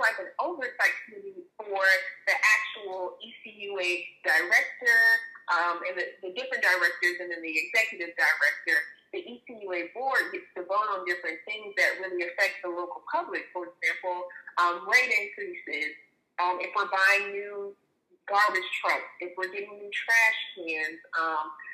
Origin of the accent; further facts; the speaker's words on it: Jacksonville, Florida, United States; moved away as an adult; now in Pensacola, United States; So I'm originally from Jacksonville, Florida. I've been living here in Pensacola for about 9 years now